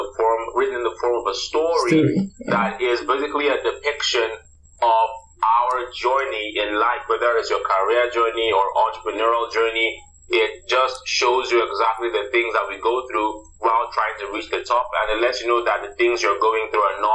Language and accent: English; Nigeria; As a Nigerian